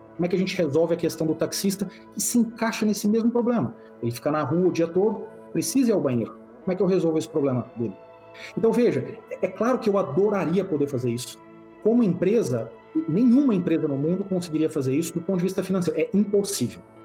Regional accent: Brazil; a gente, como brasileiro

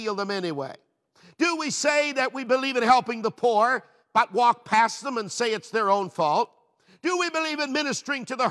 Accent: Newfoundland and Labrador, Canada; moved away as an adult; also born or lived in Peterborough, Ontario; Being a Newfoundlander, I loved our traditional food.

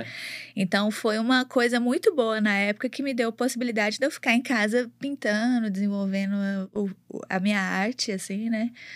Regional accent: Belo Horizonte, Minas Gerais, Brazil; accent: mineirão; also born or lived in Mococa, São Paulo / Ribeirão Preto, São Paulo; nasci em Mococa é uma cidadezinha ali, ali próxima a Campinas, mas sempre vivi em Ribeirão Preto até os 10 anos, e aí quando meus pais se mudaram para cá, e eu vim para cá. Então tem 23 anos que eu tô em Belo Horizonte

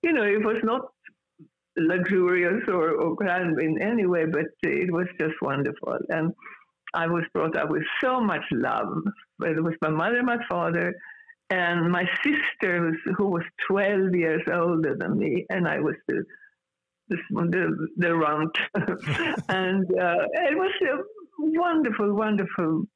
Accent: Gävle, Gävleborg County, Sweden; English is a second language; moved away as an adult; also born or lived in Stockholm, Sweden; now in Los Angeles, United States; I grew up in the city where I grew up in. It's called Gävle

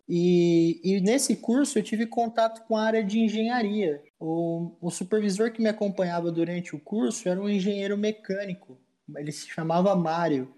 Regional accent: Lins, São Paulo, Brazil; Linz é a cidade onde eu resido, né, onde, eu, onde eu cresci, onde eu vivo

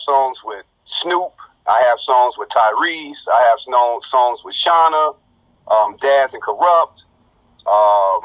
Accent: Chicago Heights, Illinois, United States; from the Heights

